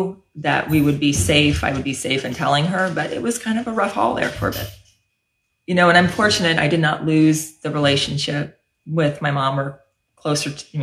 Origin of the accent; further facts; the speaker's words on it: San Mateo, California, United States; moved away as an adult; also born or lived in Washington, District of Columbia, United States; now in Fresno, United States; So I was born and raised in San Mateo, California, apart from my 9.5 years in DC